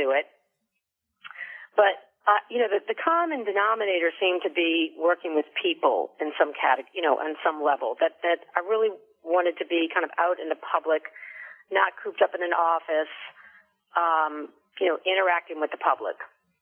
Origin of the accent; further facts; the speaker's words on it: New Orleans, Louisiana, United States; we grew up doing things in New Orleans